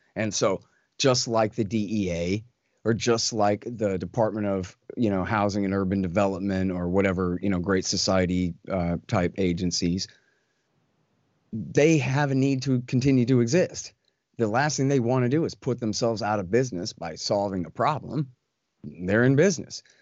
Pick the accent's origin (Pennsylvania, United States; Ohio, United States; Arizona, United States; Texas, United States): Texas, United States; I'm a Texan